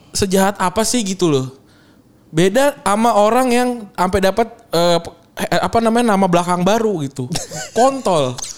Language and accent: Indonesian; Bekasi, West Java, Indonesia; gue dari Bekasi